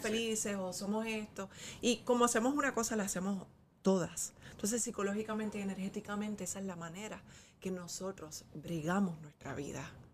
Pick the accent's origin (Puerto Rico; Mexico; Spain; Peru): Puerto Rico; Nosotros somos puertorriqueños